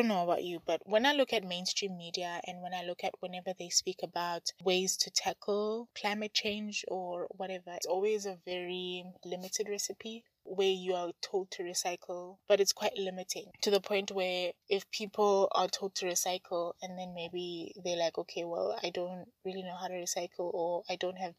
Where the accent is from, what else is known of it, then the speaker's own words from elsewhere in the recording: South Africa; I'm from South Africa